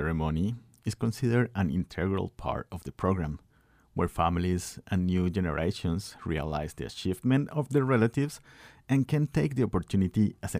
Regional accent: Guanajuato, Mexico; moved away as an adult; now in United States; I'm from Guanajuato, Mexico, and I live in Filo and have been in the United States for 4 years.

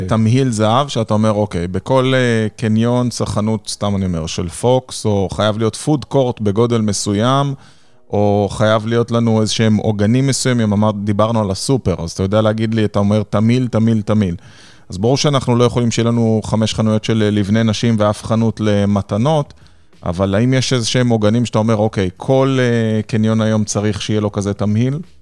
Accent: Nes Ziona, Central District, Israel; אתה יודע שזה עיר הולדתי

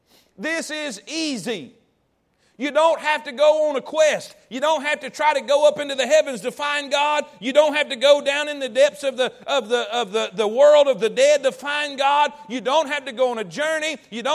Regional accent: the South, United States; Because I'm in the South. And I grew up in the Bible Belt. And my granny and Paw Paw went to church.

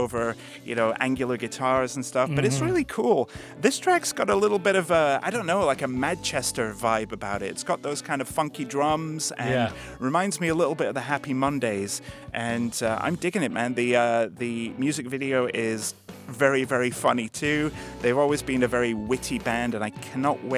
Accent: Leeds, Yorkshire and the Humber, United Kingdom; my hometown, Leeds, in the UK.

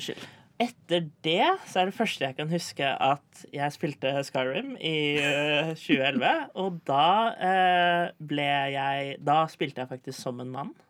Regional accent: Tønsberg, Vestfold, Norway

